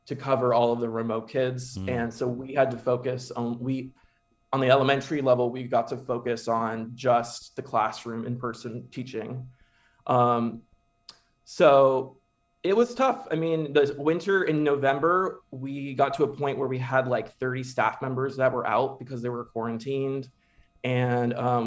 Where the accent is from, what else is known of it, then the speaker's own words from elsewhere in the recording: Keller, Texas, United States; to be in here in Keller ISD. To give back to my hometown